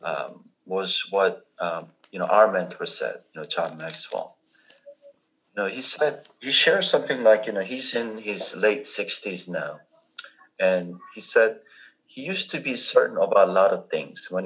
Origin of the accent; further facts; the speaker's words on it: South Korea; English is a second language; moved away; I grew up in Korea